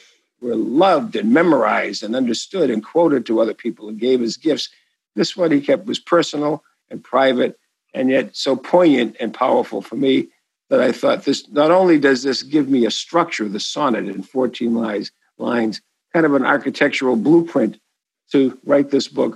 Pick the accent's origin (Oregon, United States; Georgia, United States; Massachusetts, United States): Massachusetts, United States; Boston; accent: Boston; my Boston accent